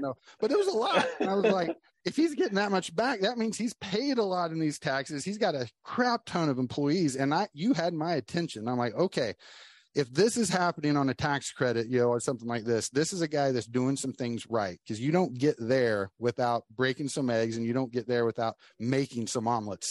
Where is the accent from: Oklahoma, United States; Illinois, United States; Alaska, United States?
Oklahoma, United States; now in Florida, United States; live in Florida now, but I'm I was born and raised in Oklahoma